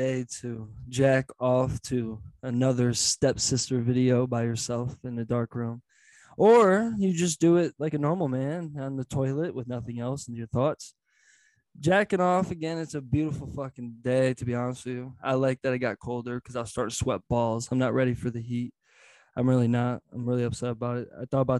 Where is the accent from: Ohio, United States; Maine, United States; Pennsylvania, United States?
Ohio, United States